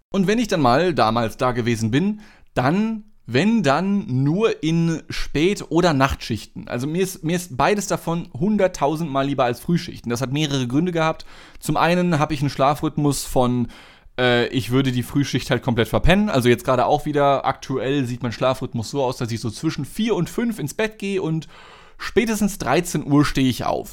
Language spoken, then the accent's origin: German; Germany; Als Deutscher